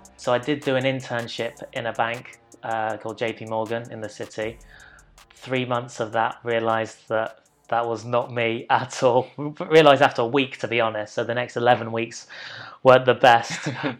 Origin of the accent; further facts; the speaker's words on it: Loughborough, East Midlands, United Kingdom; So I am from Leicestershire, a town called Loughborough.